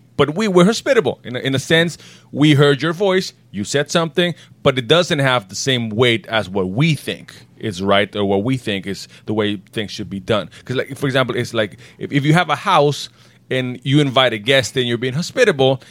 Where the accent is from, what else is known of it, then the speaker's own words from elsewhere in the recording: Bolivia; I was born in Bolivia